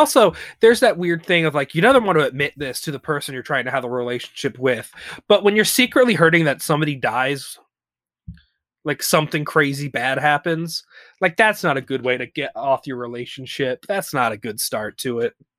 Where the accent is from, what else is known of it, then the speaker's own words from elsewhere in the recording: the South, United States; I'm an American man